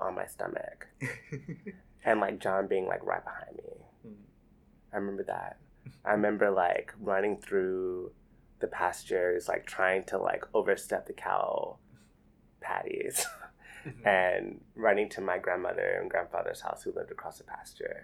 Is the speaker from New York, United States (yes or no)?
no; Seale, Alabama, United States; also born or lived in Columbus, Georgia; I grew up in Seal, Alabama, so it's like 30 minutes away from Columbus. So rural Alabama, I grew up